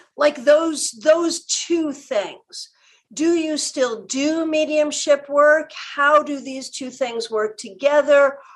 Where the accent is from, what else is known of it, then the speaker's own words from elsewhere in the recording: New England, United States; now in Florida, United States; I'm from New England, I live in Florida.